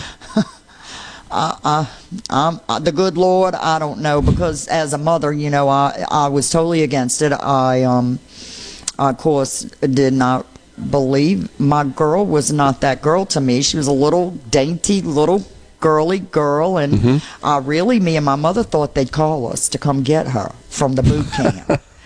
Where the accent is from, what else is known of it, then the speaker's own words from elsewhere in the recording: New Orleans, Louisiana, United States; I'm from New Orleans.